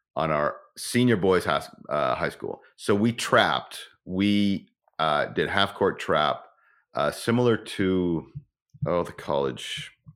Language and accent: English; Ontario, Canada; moved away; I'm originally from Ontario